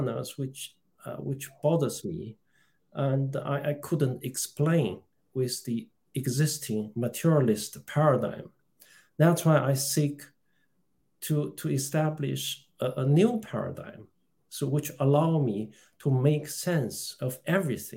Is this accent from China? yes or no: yes; China; moved away as an adult; now in United Kingdom; I was born in China. I came to this country in 1980s as a student